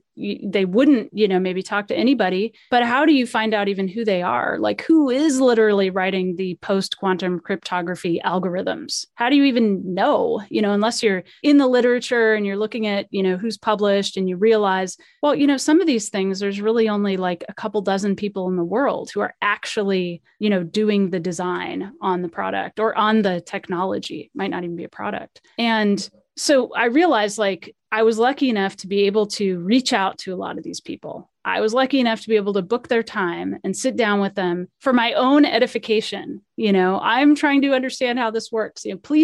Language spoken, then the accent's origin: English; California, United States; born there; I was born in, you know, I was born in California.